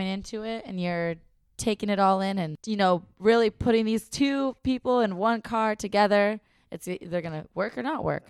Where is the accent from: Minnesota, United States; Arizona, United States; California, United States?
Minnesota, United States; I know. I'm from Minnesota.